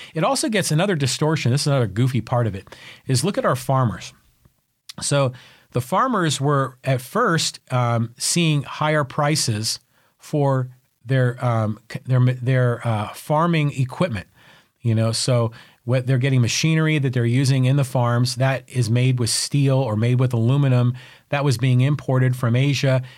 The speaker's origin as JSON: {"language": "English", "town": "San Francisco", "region": "California", "country": "United States", "tie": "born or raised there", "moved": "yes", "lives_now": "San Diego, United States", "said": "I grew up in San Francisco and, you know, like Irish Catholic family"}